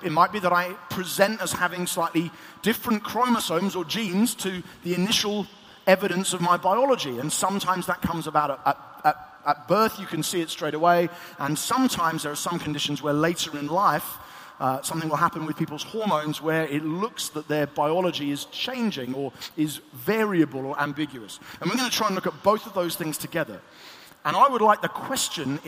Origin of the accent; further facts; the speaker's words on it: Eastbourne, South East England, United Kingdom; in my hometown of Eastbourne